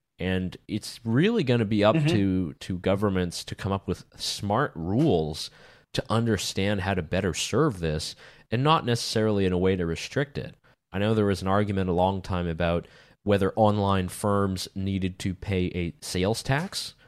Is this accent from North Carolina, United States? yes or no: yes; North Carolina, United States; I mean, growing up in North Carolina, I saw the ABC store